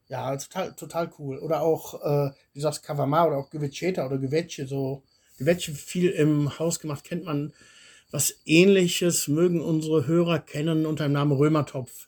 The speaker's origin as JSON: {"language": "German", "area": "Swabia", "region": "Baden-Württemberg", "country": "Germany", "moved": "yes", "lives_now": "Bulgaria", "said": "jetzt komme ich aus der Ecke"}